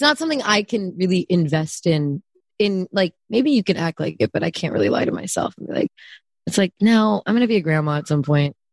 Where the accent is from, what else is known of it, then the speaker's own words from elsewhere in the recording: Bay Area, California, United States; also born or lived in Germany / Austria; I am only from the Bay Area